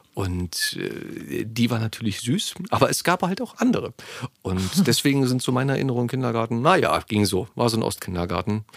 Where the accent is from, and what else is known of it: Berlin, Germany; born or raised there